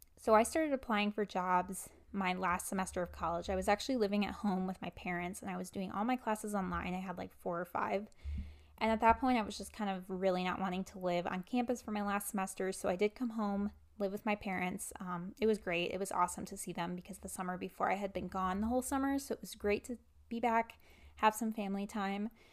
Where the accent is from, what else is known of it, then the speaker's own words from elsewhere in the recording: Wisconsin, United States; I am based in Wisconsin, so I went to college in my home state